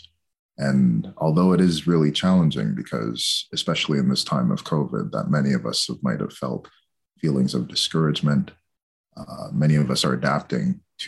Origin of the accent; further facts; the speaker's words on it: Châteauguay, Quebec, Canada; I was raised in a town that was called Chateauguay, Quebec